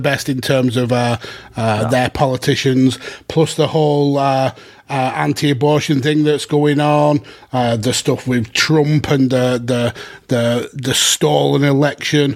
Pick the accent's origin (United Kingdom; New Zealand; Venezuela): United Kingdom; Lancashire, North West England; someone from Lancashire